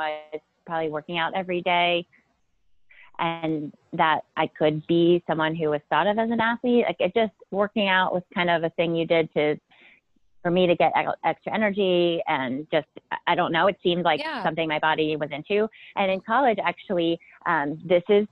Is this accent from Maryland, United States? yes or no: no; Pennsylvania, United States; moved away as an adult; also born or lived in Amherst, Massachusetts / San Francisco; now in Portland, United States; I grew up in Pennsylvania, and I went to college at the University of Massachusetts in Amherst